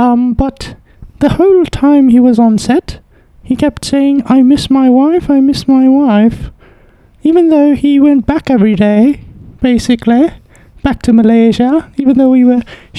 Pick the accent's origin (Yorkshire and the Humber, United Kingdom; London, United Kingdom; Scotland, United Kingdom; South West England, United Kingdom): London, United Kingdom; I'm actually from London, you see. This is what I sound like.